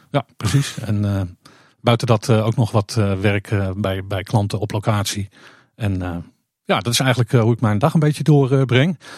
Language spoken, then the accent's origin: Dutch; Purmerend, North Holland, Netherlands; moved away; ik woonde vroeger in Purmerend